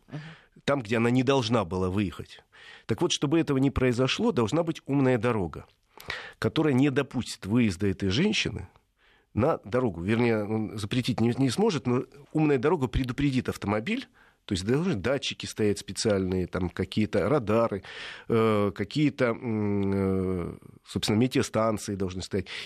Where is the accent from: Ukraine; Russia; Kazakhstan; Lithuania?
Russia; Stary Oskol, Belgorod Oblast; Старый Оскол просто мой родной город